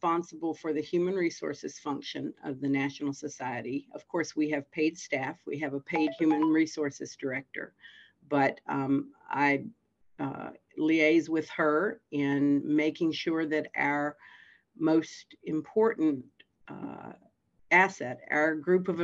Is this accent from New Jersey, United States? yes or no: no; Fredericksburg, Virginia, United States; I was born in Fredericksburg, Virginia, and I grew up here and went to school here